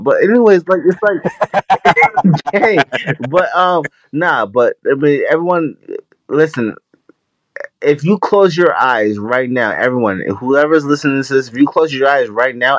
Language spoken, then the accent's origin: English; New York City, New York, United States; now in Albany, United States; I'm in the capital of New York, everyone. I'm in Albany, New York, yeah. But I'm from Queens, New York